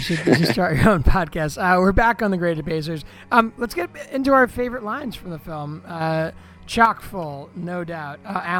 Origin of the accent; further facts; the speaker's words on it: Washington, District of Columbia, United States; moved away; We're all from Washington, D.C.